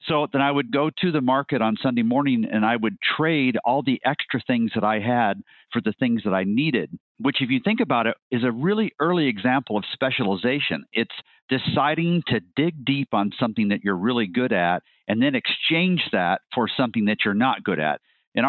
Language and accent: English; Guatemala; I should back up to say I grew up in Guatemala. My parents were medical missionaries, so we lived with this tribe of Mayan Indians.